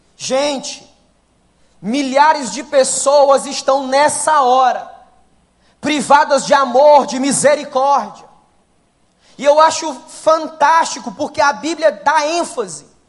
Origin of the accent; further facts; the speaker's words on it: Ceará, Brazil; Sou do Ceará com muita alegria